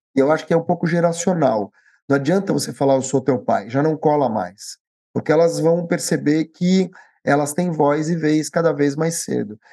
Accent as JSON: {"language": "Portuguese", "country": "Brazil", "tie": "born or raised there", "said": "eu já nasci no Brasil."}